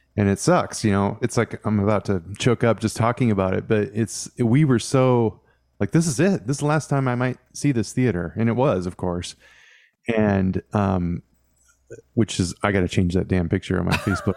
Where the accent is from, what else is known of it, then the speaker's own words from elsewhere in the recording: Washington, United States; I grew up in Washington State